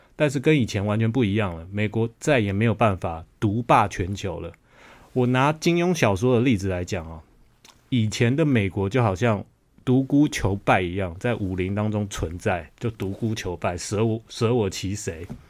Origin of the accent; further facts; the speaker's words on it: Taiwan; 我一个台湾人讲